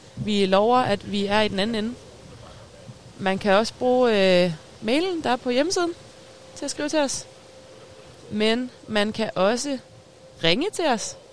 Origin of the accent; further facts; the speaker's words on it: Vodskov, North Denmark Region, Denmark; jeg er fra øh, Voskov